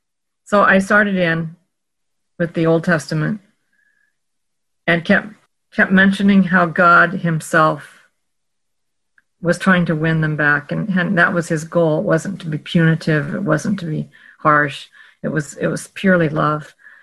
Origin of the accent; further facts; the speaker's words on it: Oregon, United States; Well, I grew up in Oregon, when in the heartbed of legalism of the 1960s.